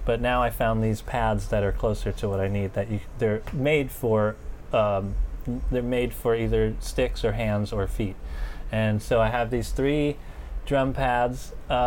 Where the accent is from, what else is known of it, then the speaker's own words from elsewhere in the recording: New York City, New York, United States; also born or lived in Staten Island; I grew up here, so I was playing around like as a teenager. I was living in Bensonhurst, Brooklyn